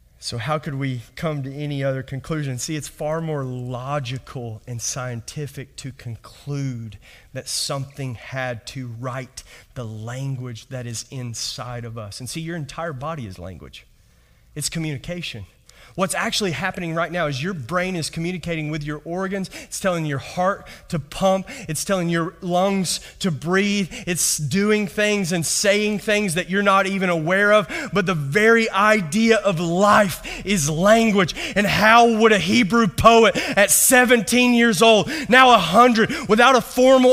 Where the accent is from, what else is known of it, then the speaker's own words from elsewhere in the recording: Kentucky, United States; moved away; just from my accent, I'm not from around here. All right. I was raised in Kentucky